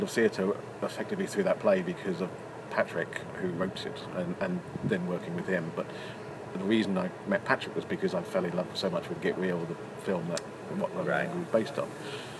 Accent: Stanwell, South East England, United Kingdom; also born or lived in West London; Even though I was born in West London, I kind of grew up in the borders of London and Surrey and in small town Stanwell, which is not exactly what you would call buzzing with nightlife. It might have three pubs.

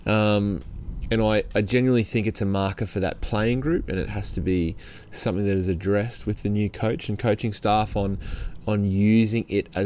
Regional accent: Brisbane, Queensland, Australia; growing up in Brisbane as a young man

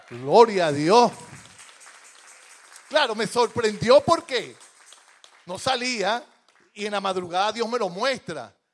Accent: Venezuela; moved away; Yo en estos días, yo metí, eh, como vengo de Venezuela el año pasado, una certificación laboral para arreglar los papeles.

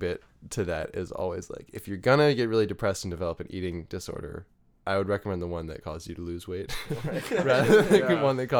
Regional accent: Arlington, Virginia, United States; born there; I was born in Arlington.

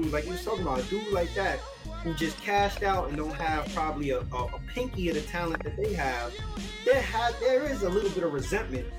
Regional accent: New York City, New York, United States; I was born and raised in the Bronx

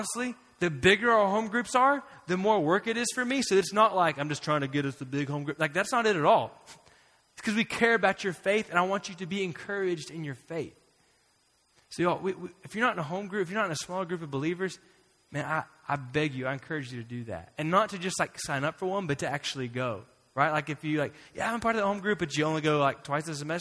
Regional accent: Florida, United States; moved away; I'm from Florida

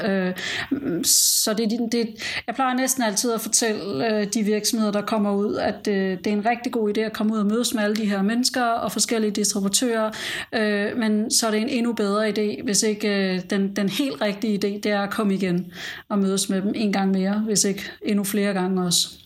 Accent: Denmark; now in United Arab Emirates

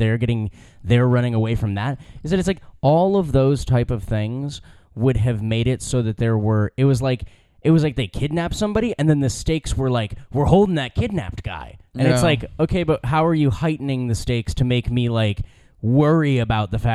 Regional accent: United States; I'm American

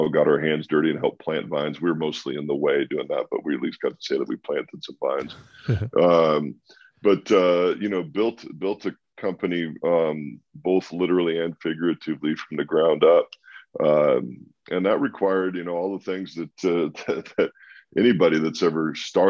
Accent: Walla Walla, Washington, United States; born or raised there; moved away

